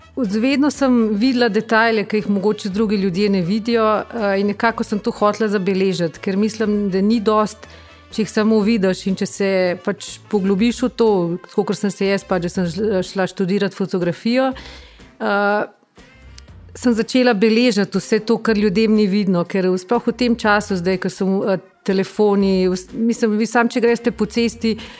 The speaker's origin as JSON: {"language": "Slovenian", "town": "Bistrica pri Tržiču", "region": "Upper Carniola", "country": "Slovenia", "tie": "born or raised there", "moved": "as an adult", "said": "sem iz Bistrice pri Tržiču"}